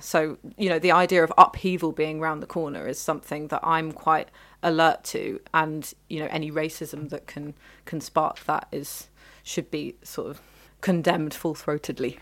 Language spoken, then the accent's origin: English; London, United Kingdom; I was born in London.